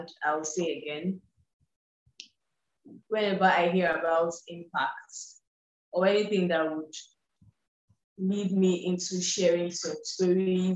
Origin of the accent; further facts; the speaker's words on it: eastern Nigeria, Anambra, Nigeria; I was born in the West, grew up in the East, still in the East, eastern part of Nigeria, and have little affiliation with the North